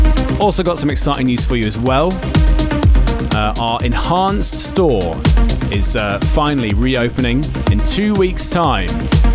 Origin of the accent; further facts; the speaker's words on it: London, United Kingdom; I'm personally really looking forward to playing back in my hometown.